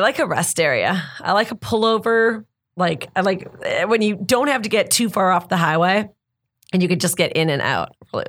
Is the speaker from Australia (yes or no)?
no; Canada; As children growing up in Canada